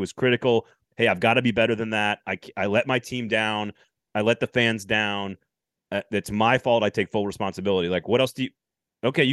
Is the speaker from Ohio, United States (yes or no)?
no; Madison, Wisconsin, United States; I'm from Madison